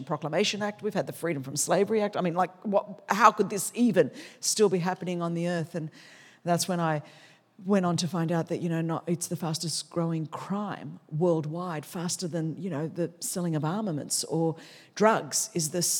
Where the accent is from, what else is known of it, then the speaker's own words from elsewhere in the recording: Sydney, New South Wales, Australia; English is a second language; I grew up in Sydney, Australia